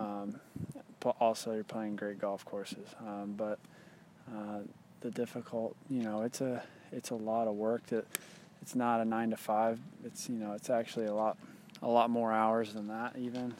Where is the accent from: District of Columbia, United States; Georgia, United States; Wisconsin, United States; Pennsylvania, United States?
Georgia, United States; also born or lived in Dallas, Texas / Boston, Massachusetts; I was born in Dallas, but my family's from Boston, and I lived in Boston briefly, too, but grew up really in Georgia